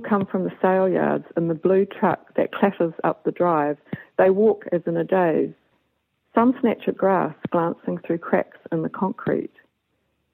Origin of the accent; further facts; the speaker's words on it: Levin, Manawatū-Whanganui, New Zealand; when I was brought up here, the dairy farm was 70 cows on 60 acres